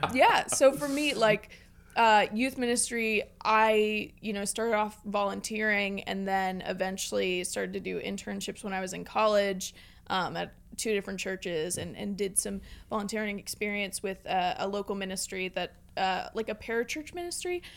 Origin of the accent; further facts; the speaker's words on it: Pittsburgh, Pennsylvania, United States; I grew up in the North Hills area of Pittsburgh